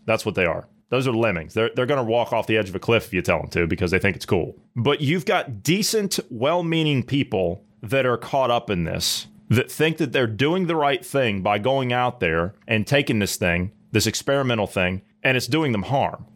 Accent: United States; As an American citizen, as an American taxpayer, as an American voter

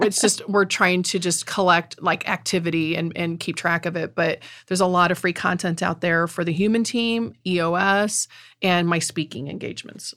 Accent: Middle Missouri, United States; accent: Middle Missouri; South City German accent; also born or lived in St. Louis; Middle Missouri accent

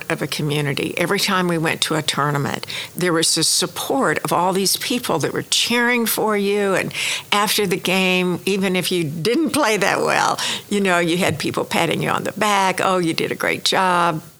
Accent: Laverne, Oklahoma, United States; born or raised there; now in Oklahoma City, United States

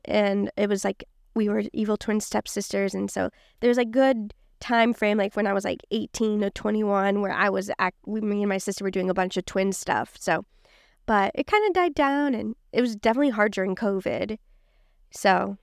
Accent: Kansas City, Missouri, United States; now in Los Angeles, United States; I grew up in Kansas City, Missouri

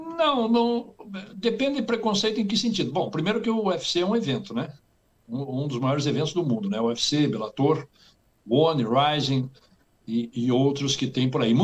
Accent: Curitiba, Paraná, Brazil; moved away as an adult; now in United States; eu nasci e me criei em Curitiba

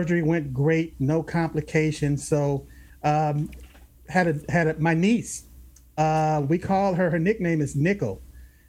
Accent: Los Angeles, California, United States; I grew up in South Central LA.

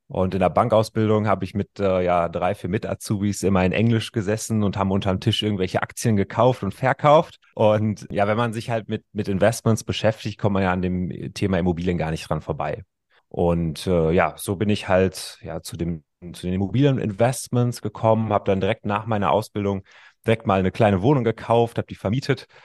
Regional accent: North Rhine-Westphalia, Germany; Also ich kann dir sagen, ich komme aus dem Ruhrgebiet, ja

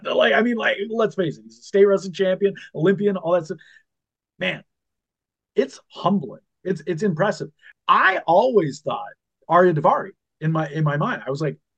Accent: Minnesota, United States; moved away; also born or lived in Chicago; I'm growing up in Minnesota

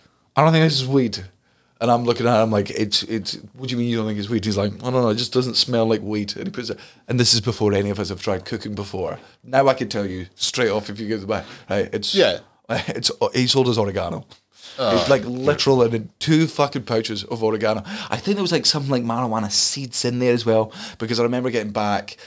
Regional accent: Fife, Scotland, United Kingdom; we're from Fife

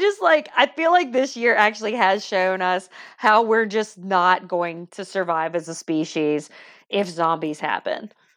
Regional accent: Deep South, United States; accent: deep south; I'm deep south

